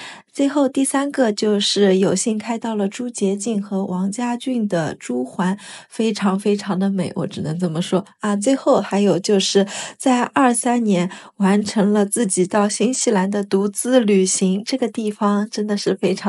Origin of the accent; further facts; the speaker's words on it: Kunshan, Jiangsu, China; 因为我本身也来自于昆曲的故乡昆山，